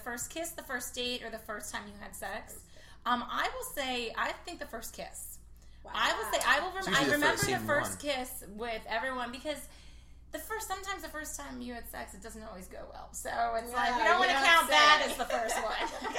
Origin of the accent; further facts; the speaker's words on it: New York, United States; I'm a Jew from New York.